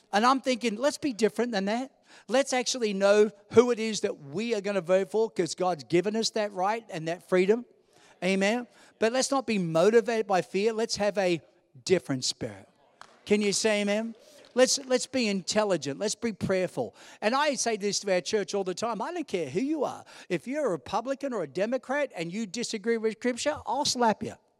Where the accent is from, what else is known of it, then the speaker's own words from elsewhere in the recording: New York City, New York, United States; as a little kid and growing up in New York City